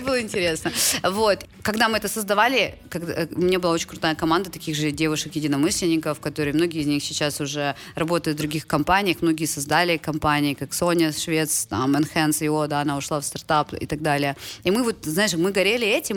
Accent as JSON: {"language": "Russian", "country": "Ukraine", "also_born_or_lived": "United States", "moved": "as an adult", "said": "я из Украины"}